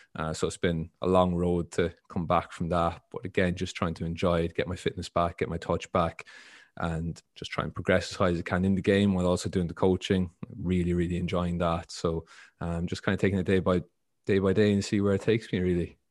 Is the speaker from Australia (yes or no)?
no; Ireland; moved away; I grew up in Ireland